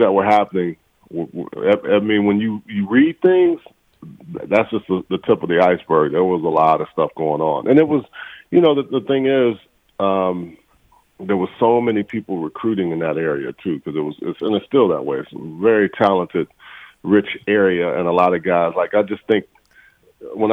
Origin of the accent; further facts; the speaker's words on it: Texas, United States; moved away; I came from Texas